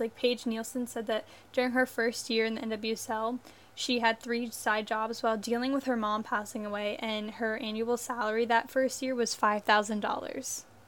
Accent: United States; I am American

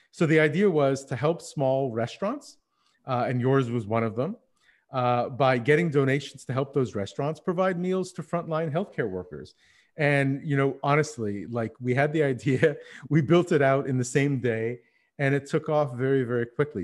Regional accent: Montreal, Quebec, Canada; moved away as an adult; also born or lived in Berlin / Paris; Now, I'm living in Montreal, which is where we settled after coming back from Berlin. It's my hometown

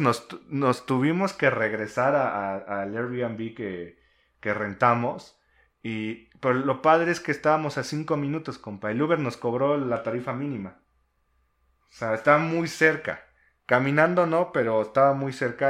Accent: Mexico City, Mexico; somos este, de la Ciudad de México

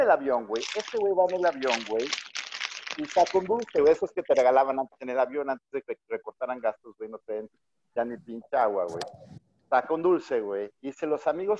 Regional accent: Mexico City, Mexico; now in Monterrey, Mexico; yo soy chilango

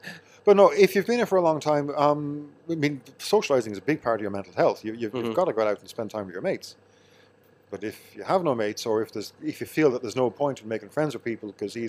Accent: Kells, County Meath, Ireland; No, I'm from Meath.

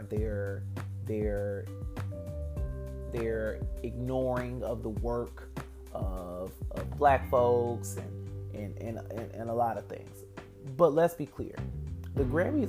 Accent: Detroit, Michigan, United States; as a little Black boy growing up in metropolitan Detroit

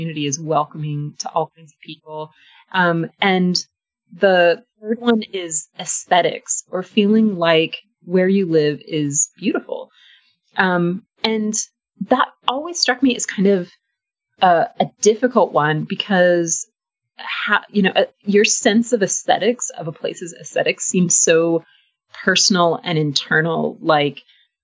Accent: Southern California, United States; also born or lived in Austin, Texas; now in Blacksburg, United States; I'm from California, grew up in Southern California

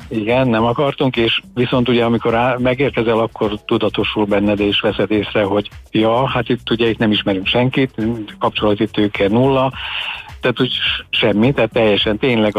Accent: Vojvodina, Serbia; moved away; a régi Jugoszlávia területén Vajdaságban, ugyanis mi onnan származunk

